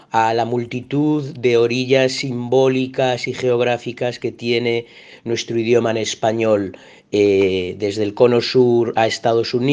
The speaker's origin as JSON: {"language": "Spanish", "country": "Venezuela", "said": "soy venezolana, la autora de Andor"}